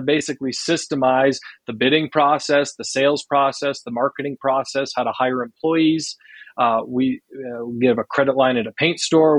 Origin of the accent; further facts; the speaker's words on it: Boulder, Colorado, United States; also born or lived in Salt Lake City, Utah; I grew up in Boulder, Colorado.